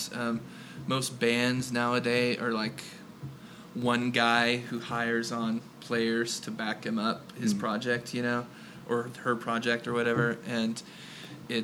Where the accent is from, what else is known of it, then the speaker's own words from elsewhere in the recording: Kansas City, Missouri, United States; we're from Kansas City